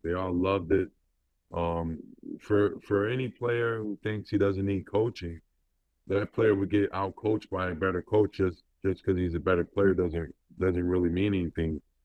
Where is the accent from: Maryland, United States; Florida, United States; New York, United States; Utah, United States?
New York, United States; Rochester; Being from Rochester, New York